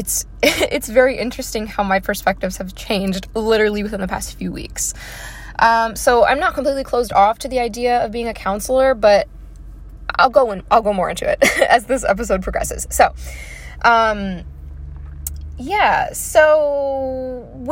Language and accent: English; Baltimore, Maryland, United States; I am from Maryland. I come from an Italian background.